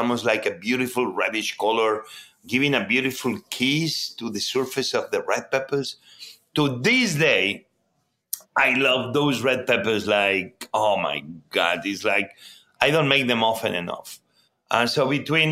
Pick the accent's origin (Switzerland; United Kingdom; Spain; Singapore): Spain; Barcelona, Catalonia; born or raised there; English is a second language; moved away as an adult; also born or lived in Mieres, Asturias, Spain / New York, United States; now in Washington, D.C., United States